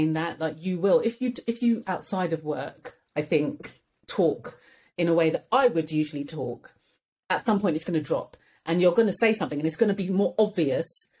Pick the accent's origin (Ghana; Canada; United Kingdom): United Kingdom; London; I was raised in Edmonton